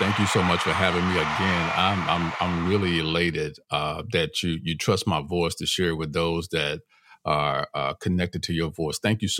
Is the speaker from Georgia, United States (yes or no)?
no; Los Angeles, California, United States; I grew up in Crenshaw, raised by my grandmother, never lived with my parents.